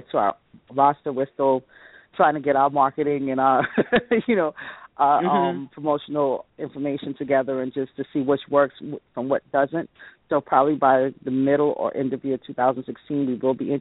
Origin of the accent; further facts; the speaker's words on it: New York City, New York, United States; growing up in the Bronx